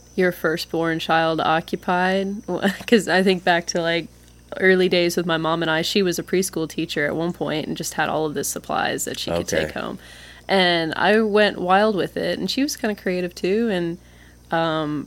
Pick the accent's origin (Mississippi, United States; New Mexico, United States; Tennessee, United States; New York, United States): Mississippi, United States; Meridian, Tupelo; also born or lived in West Point, Mississippi / Columbus, Mississippi / Oxford, Mississippi; I consider myself from Meridian, but I spent the latter half of my childhood in Tupelo, and I was born in West Point, and I spent all my summers growing up in Columbus, and then I lived in Oxford, and now Water Valley